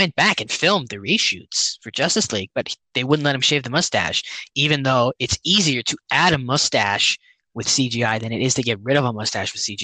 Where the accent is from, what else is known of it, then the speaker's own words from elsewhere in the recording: Canada; we're Canadian